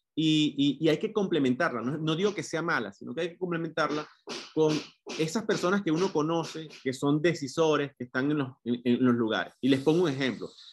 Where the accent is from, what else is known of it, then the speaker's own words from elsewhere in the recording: Venezuela; moved away as an adult; soy venezolano, tengo casi ocho años fuera de, de Venezuela